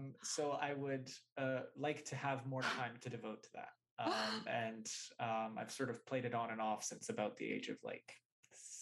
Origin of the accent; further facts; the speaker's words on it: Vancouver, British Columbia, Canada; the guys that I grew up with in Vancouver, Canada